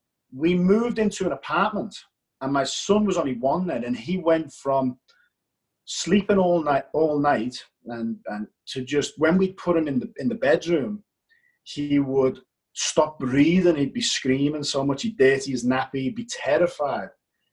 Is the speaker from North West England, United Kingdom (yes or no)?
yes; Liverpool, North West England, United Kingdom; accent: English; now in Australia; Liverpool, England.